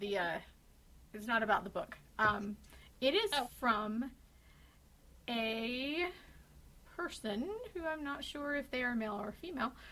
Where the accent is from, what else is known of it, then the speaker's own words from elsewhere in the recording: Utah, United States; I'm from Utah, and that's all I know about my accent.